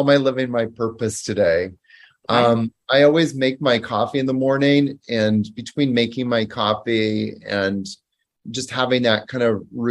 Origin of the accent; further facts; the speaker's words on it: Canada; moved away as an adult; also born or lived in New York; now in Costa Rica; So I'm originally from Canada, but I lived in New York for the better part of 10 years, from 2001 until 2010